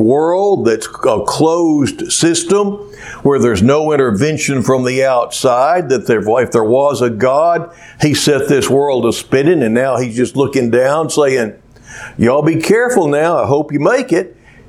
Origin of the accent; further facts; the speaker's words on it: Cleveland, Ohio, United States; And I would also remember something else in my hometown of Cleveland, where there was a little girl.